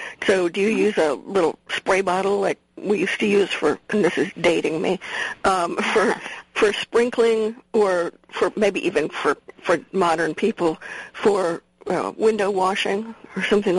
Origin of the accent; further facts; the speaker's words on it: Midwest, United States; moved away; But I grew up in the Midwest